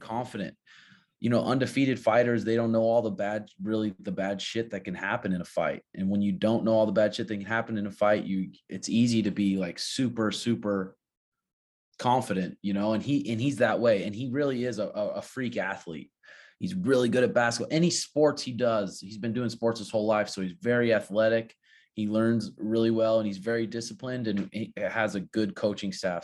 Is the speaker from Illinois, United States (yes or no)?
no; Montana, United States; now in Peoria, Arizona, United States; growing up in Montana